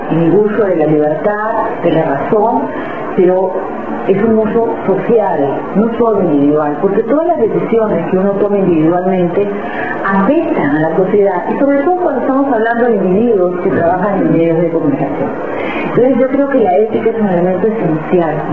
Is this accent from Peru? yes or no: yes; Peru; nuestra identidad, nuestra tradición, nuestro lenguaje, nuestra forma de manifestarnos como peruanos.